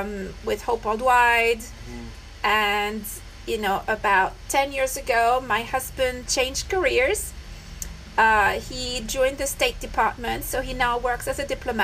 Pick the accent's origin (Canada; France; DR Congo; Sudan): France; moved away as an adult; also born or lived in London / Bangalore, India; now in Nepal; I'm French. I was born and I grew up in France. Wow. I do not come from a religious background.